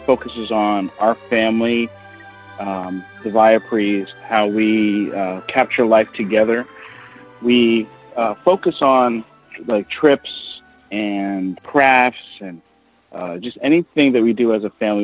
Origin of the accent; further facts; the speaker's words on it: South Florida, United States; also born or lived in New York; I'm a Floridian because I moved from New York when I was four to South Florida, and so this has been my home ever since